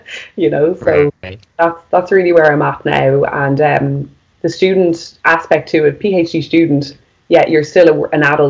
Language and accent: English; Maynooth, Ireland; my hometown was where my undergraduate degree was